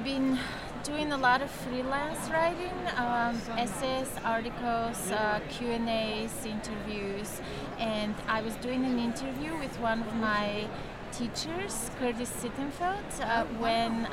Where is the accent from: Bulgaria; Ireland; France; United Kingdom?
Bulgaria; moved away as an adult; now in New York, United States; I'm originally from Bulgaria. I grew up there during communism, but I've been living in New York for the past, 24 years